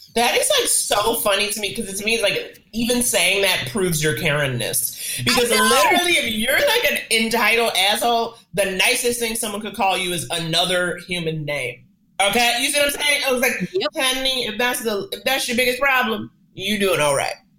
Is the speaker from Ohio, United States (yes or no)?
no; New York, United States; I grew up in New York, a city that very much forces you to get on its page